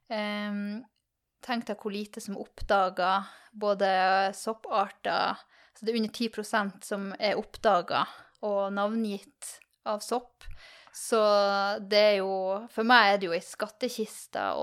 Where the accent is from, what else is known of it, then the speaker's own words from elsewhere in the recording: Tromsø, Troms, Norway; Jeg er fra Tromsø